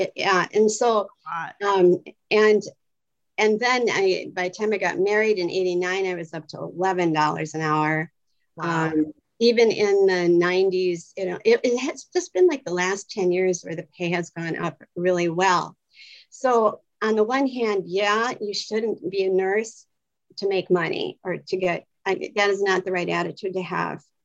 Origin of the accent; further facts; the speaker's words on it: Wisconsin, United States; moved away as an adult; now in Los Angeles, United States; I'm originally from Wisconsin my whole life, and I came out here 12 years